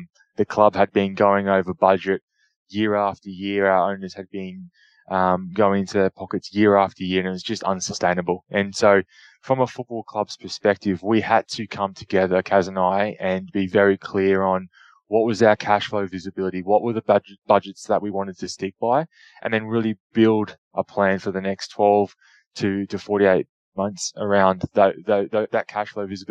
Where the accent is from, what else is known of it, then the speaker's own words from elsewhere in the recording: Queensland, Australia; being from Queensland, being a Queenslander